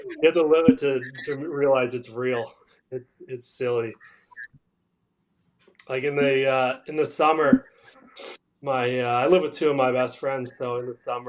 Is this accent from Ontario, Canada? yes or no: yes; Orangeville, Ontario, Canada; growing up in Orangeville, watching some of the teams that I did.